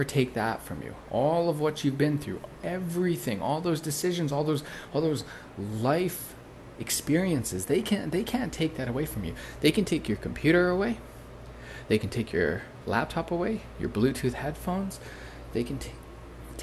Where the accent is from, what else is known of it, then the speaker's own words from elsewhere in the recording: Prince George, British Columbia, Canada; moved away as an adult; also born or lived in Bali; I came back to this town, which was my hometown